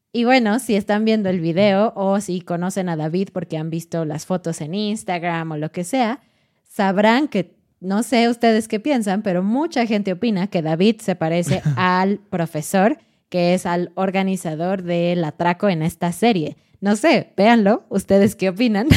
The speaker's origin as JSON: {"language": "Spanish", "country": "Mexico", "said": "para nosotros como mexicanos, este punto no es tan importante en la serie porque es normal para nosotros"}